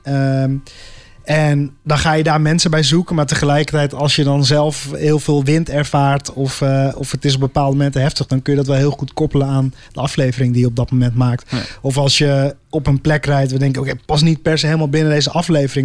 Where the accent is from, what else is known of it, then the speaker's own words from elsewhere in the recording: Netherlands; voor ons als Nederlanders